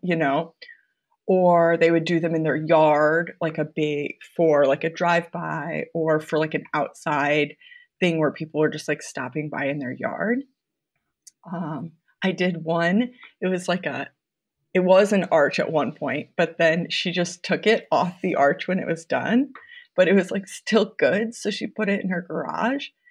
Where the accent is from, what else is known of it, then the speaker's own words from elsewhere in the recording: Mason City, Iowa, United States; also born or lived in North Carolina / Los Angeles; now in Des Moines, United States; I'm from Iowa originally. I I'm from Mason City, which is a smaller town about two hours north of here